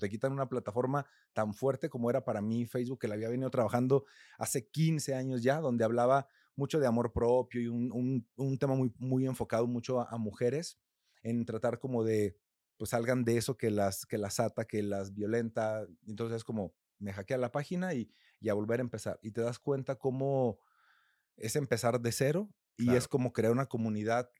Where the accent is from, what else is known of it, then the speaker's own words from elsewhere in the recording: a rural community in Coahuila, Mexico; now in Mexico City, Mexico; yo no soy de aquí de Ciudad de México, soy de una comunidad rural en Coahuila